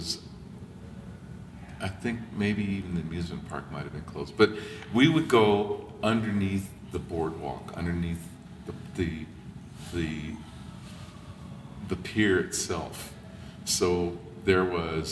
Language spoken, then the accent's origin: English; Los Angeles, California, United States; I grew up in Venice, California